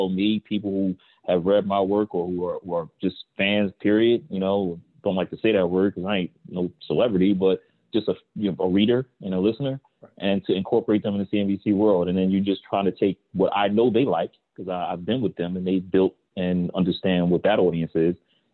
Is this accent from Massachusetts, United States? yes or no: no; Philadelphia, Pennsylvania, United States; I'm from North Philly